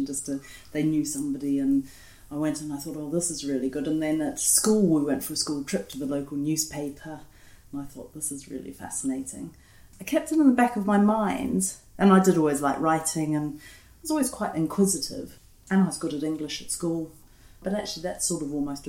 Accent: New Zealand; now in United Kingdom; I'm from New Zealand, but not from the European Union

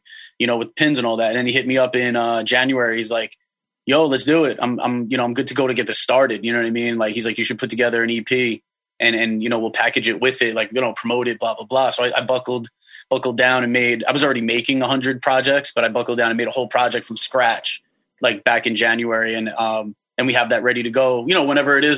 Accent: Long Island, New York, United States; I'm from Long Island.

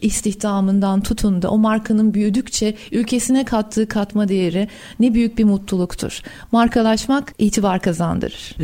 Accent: Ankara, Turkey; also born or lived in Istanbul; Doğma büyüme Ankaralıyım.

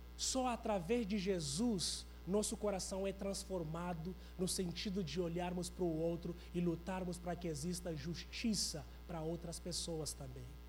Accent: Angola; now in Brazil; Eu sou de Angola

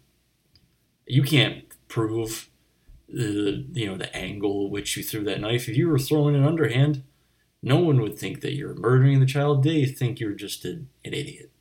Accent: Delaware County, Pennsylvania, United States; I grew up in Delaware County, Pennsylvania.

